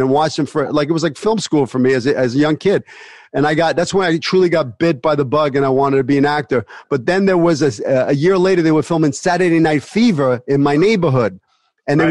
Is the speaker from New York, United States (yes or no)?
yes; New York City, New York, United States; also born or lived in Bensonhurst, Brooklyn; I grew up in Sunset Park, but then my mother moved to uh, 75th and 18th Avenue